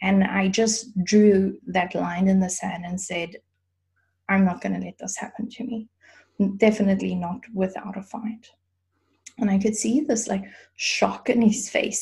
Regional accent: South Africa; now in Germany; I grew up in South Africa

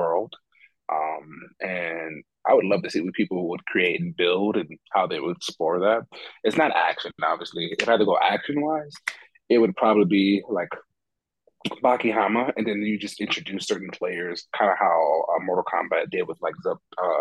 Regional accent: Paterson, New Jersey, United States; moved away; I am originally from Paterson, New Jersey. If you ever seen a movie called Eastside, that's about me. It's about my old high school where I went when I was younger

